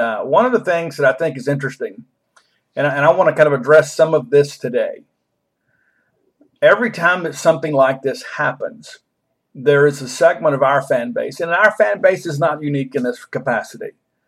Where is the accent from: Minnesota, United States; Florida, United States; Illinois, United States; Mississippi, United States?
Mississippi, United States; I am from Mississippi. I am proud to be from Mississippi. I am proud to live in Mississippi.